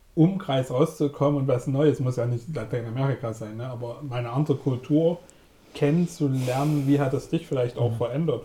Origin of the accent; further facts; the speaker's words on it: Germany; als Deutsche